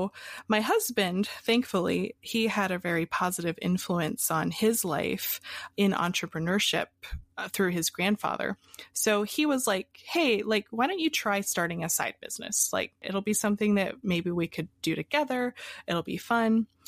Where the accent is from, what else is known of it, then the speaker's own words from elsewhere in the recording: Pennsylvania, United States; also born or lived in Hawaii; So I was born in Hawaii, and I moved around a lot as a kid. And finally, we ended up in Pennsylvania.